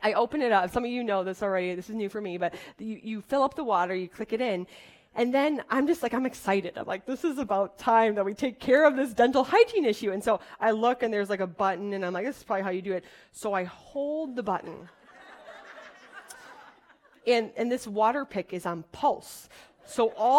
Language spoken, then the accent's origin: English; Wisconsin, United States; I'm from Wisconsin